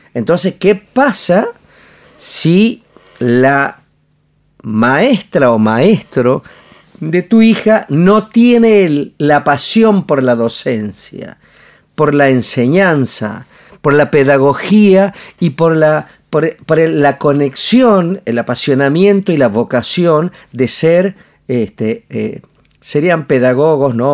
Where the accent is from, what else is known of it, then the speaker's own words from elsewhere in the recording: Añatuya, Santiago del Estero, Argentina; yo soy de Añatuya, de Medio del Monte, de Santiago del Estero, no soy un niño que, que, se, que estudió eh, en, ¿cómo se llama? en el mejor colegio de Córdoba, ni el, estudié en el Normal Florentino Meguino, un colegio super público